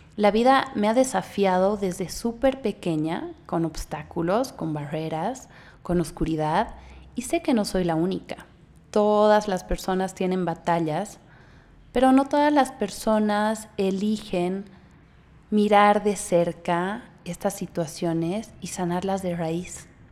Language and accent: Spanish; Bolivia; moved away as an adult; now in Mexico; Yo soy boliviana, eh, vivo en México hace casi dos años